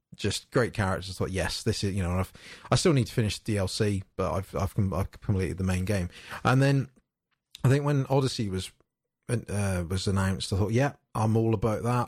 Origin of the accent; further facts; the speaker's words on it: United Kingdom; being British